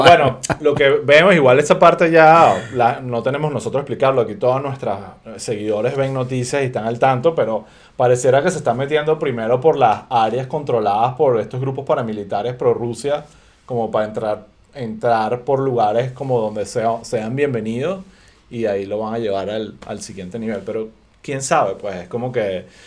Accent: Venezuela; uno como venezolano

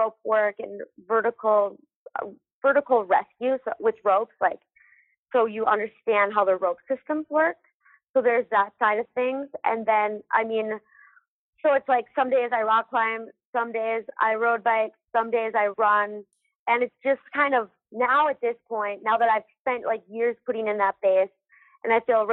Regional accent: Minnesota, United States; now in Salt Lake City, United States; growing up in Minnesota

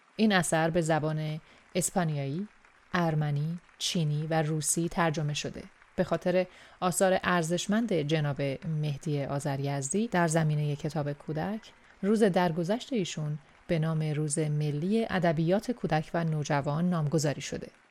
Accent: Iran; moved away as an adult; چند سالی هست که به دور از خاکی که درش به دنیا اومدم زندگی میکنم

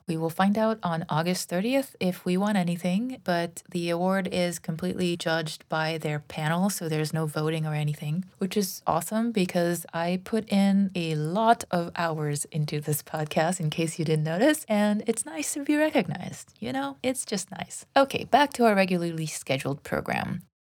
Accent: Toronto, Ontario, Canada; I'm originally from Toronto as well

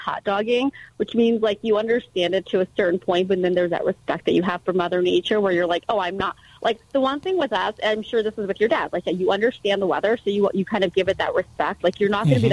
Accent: East Coast, United States; moved away as an adult; also born or lived in Philadelphia / New York City; now in Salt Lake City, United States; I actually am a meteorologist from the East Coast.

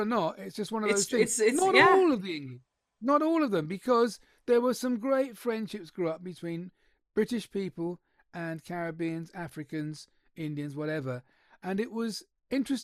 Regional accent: Trinidad & Tobago; I was born in Trinidad and Tobago

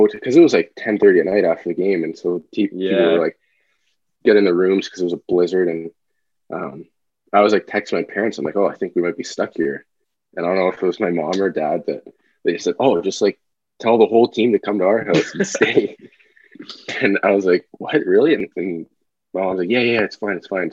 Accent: Owen Sound, Ontario, Canada; Owen Sound is my hometown

